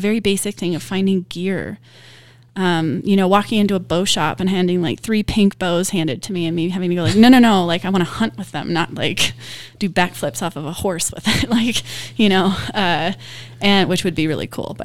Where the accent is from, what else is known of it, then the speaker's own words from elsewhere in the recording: Wyoming, United States; also born or lived in California; I moved back to Wyoming from California